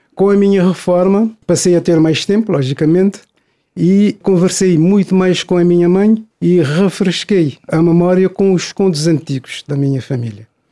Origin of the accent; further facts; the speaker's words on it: São Vicente, Cape Verde; also born or lived in Santo Antão; Nasci em Santo Antão, cresci e estudei em São Vicente.